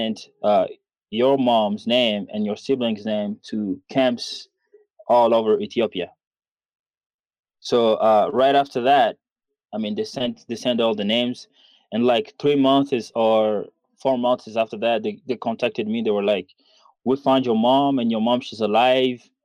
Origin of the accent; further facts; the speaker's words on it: DR Congo; English is a second language; also born or lived in Rwanda / Uganda / Kenya; now in Denver, United States; we were born and raised in Congo and we felt like Congo was home